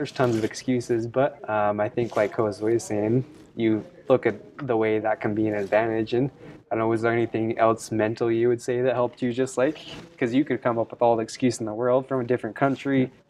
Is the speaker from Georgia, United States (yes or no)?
no; Utah, United States; now in California, United States; People think I'm from Canada and stuff like that. I don't know what happened to me. I grew up in Utah, but people say they're like, are you from Canada? Are you from Wisconsin? I'm like, no, I'm from Utah.